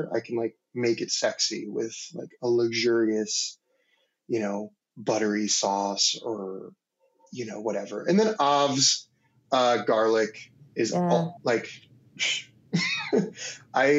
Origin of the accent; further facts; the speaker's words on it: Maryland, United States; I grew up in Maryland, like sort of in the DC area